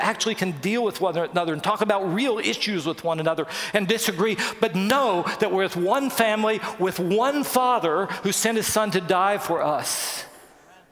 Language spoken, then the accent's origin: English; West Virginia, United States; we grew up in West Virginia